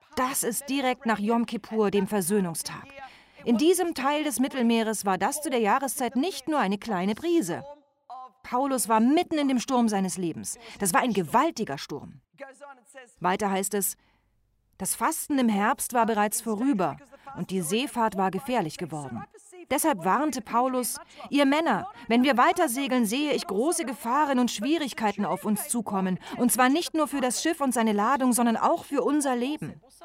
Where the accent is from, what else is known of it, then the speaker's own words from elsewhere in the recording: Australia; accent: Australian; Ich habe einen australischen Akzent, falls Sie sich wundern sollten. Meine Familie stammt aus Griechenland